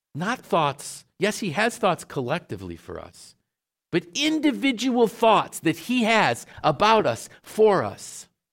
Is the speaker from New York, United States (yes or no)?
yes; Syracuse, New York, United States; I grew up in Syracuse